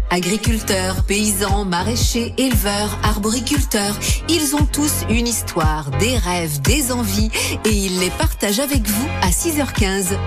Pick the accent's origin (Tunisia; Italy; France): France; Avignon, Provence-Alpes-Côte d'Azur; chez nous à Avignon